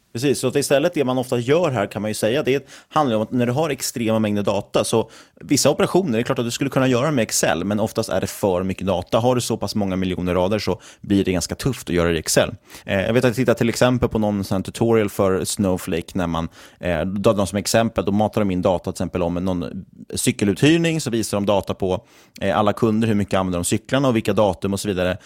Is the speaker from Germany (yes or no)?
no; Sweden; som svensk småsparare